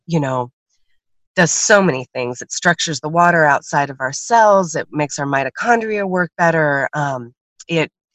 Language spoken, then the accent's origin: English; Oregon, United States; I'm from Oregon